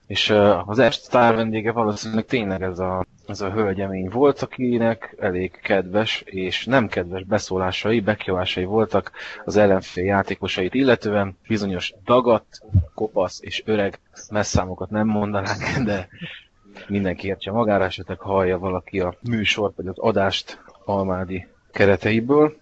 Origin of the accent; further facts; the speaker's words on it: Hungary; magyar ember vagyok